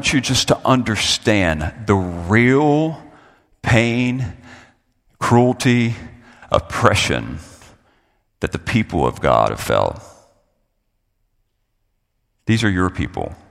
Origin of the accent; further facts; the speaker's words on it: Florida, United States; I'm a Floridian.